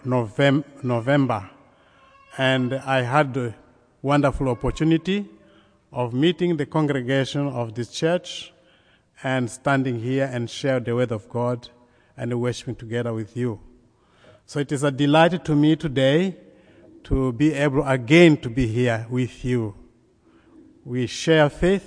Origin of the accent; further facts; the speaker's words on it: Mozambique; I come from Mozambique in southeastern Africa, very close to South Africa.